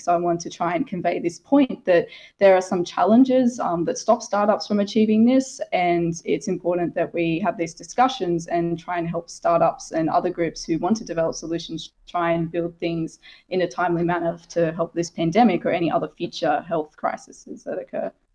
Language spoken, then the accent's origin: English; Australia; moved away; my home country, Australia